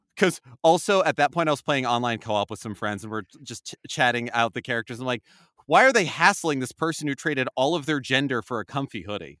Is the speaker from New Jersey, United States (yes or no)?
yes; New Jersey, United States; I grew up in North Jersey